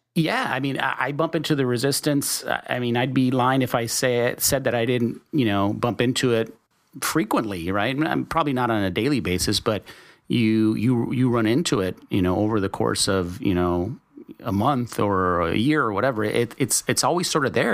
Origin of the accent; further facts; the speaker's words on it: El Paso, Texas, United States; I'm from Texas. I grew up in, uh, in El Paso